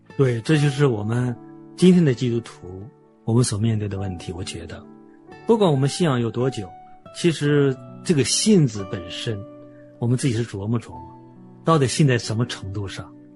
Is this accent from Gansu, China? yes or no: no; an island near Dalian, Liaoning, China; 我小时候是在海岛生活，坐船是我的家常便饭